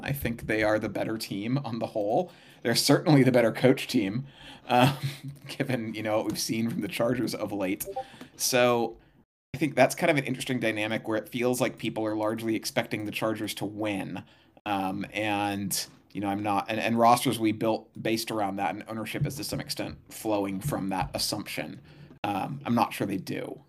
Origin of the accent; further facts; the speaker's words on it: Santa Barbara, California, United States; moved away; I grew up in Santa Barbara, though, in Southern California.